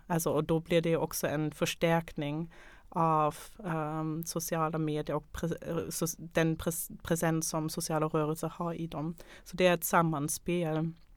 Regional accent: Germany; now in Sweden; jag kommer själv från Tyskland

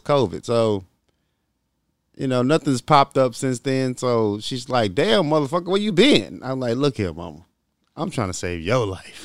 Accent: Little Rock, Arkansas, United States; I'm from Little Rock

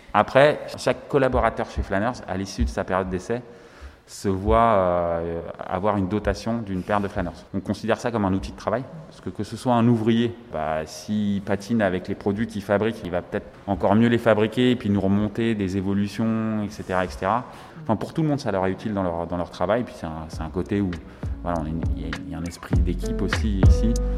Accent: Villiers-le-Bel, Île-de-France, France; also born or lived in Aubervilliers; je suis originaire du 95, limitrophe Seine-Saint-Denis, puisque j'ai grandi à Villiers-le-Bel

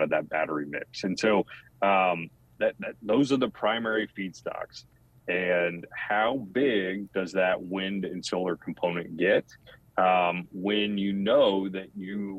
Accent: Houston, Texas, United States; Where I come from Houston

